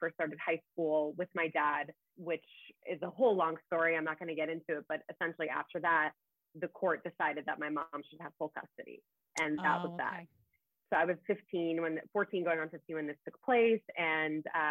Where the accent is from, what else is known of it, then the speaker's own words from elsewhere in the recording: United States; I was born here in the States, but they had immigrated here from overseas